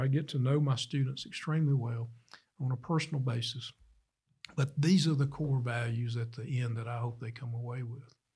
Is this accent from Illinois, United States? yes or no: no; Starkville, Mississippi, United States; I was born here in Starkville